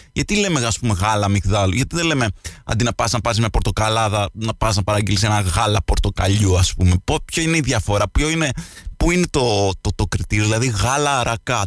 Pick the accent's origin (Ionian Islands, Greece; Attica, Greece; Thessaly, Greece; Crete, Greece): Ionian Islands, Greece; Lixouri, Kefalonia